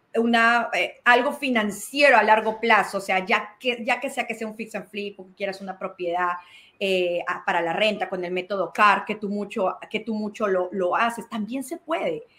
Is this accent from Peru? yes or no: yes; Peru; now in Georgia, United States; Nací en Perú, llegué a Georgia hace 22 años